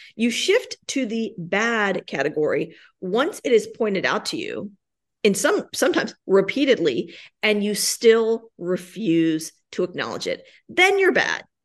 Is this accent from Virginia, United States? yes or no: yes; Richmond, Virginia, United States; moved away as an adult; also born or lived in New York / Washington, D.C. / Denver; now I'm back in Richmond, my hometown